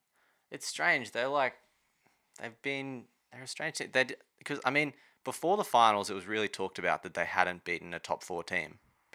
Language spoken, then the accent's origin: English; Redcliffe, Queensland, Australia; I was born in Redcliffe